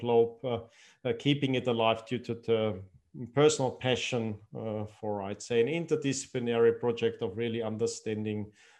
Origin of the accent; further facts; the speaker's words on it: Austria; first language German; English is a second language; I've grown up in Austria. My heritage is Iranian, but I've grown up in Austria, so my first language is German, and I've started a family here